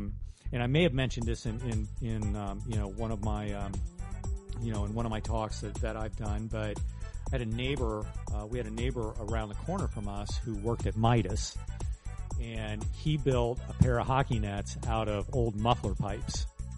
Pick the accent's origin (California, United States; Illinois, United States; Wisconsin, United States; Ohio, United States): Ohio, United States; Huber Heights; I grew up in Huber Heights